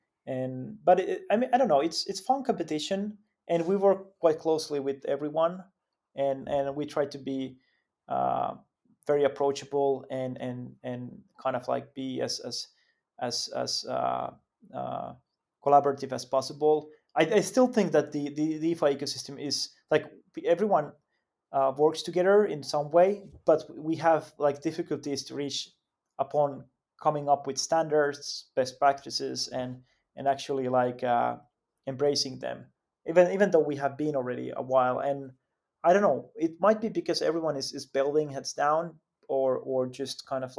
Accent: Finland; English is a second language; Yeah, I mean, like, of course, like I'm from Finland myself, but actually, when we look at the team, it's quite quite global

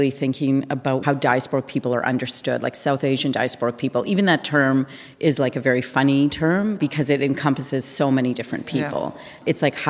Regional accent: Winnipeg, Manitoba, Canada; I grew up in Winnipeg.

